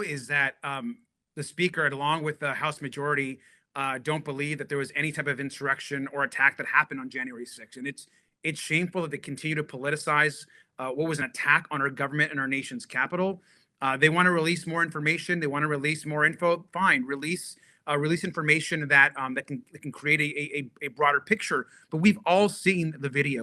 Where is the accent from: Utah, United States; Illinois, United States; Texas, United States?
Texas, United States; my home state of Texas